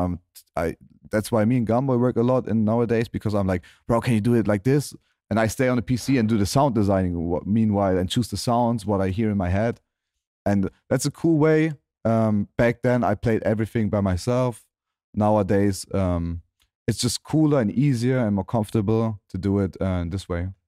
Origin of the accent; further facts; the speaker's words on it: Germany; my hometown in Germany.